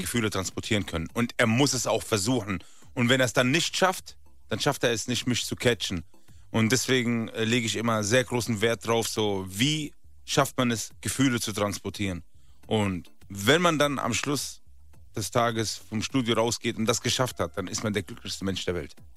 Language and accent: German; Rhineland-Palatinate, Germany; now in Berlin, Germany; Ich bin eigentlich aus der Grenze zu Frankreich, Rheinland-Pfalz